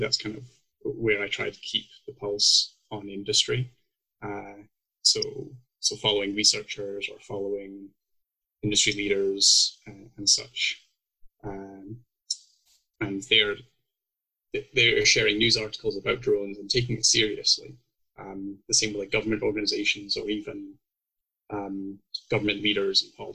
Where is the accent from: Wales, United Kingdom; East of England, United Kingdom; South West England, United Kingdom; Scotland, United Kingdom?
Scotland, United Kingdom; moved away as an adult; now in Calgary, Canada; if people can't tell by my accent yet, I'm actually originally from Scotland.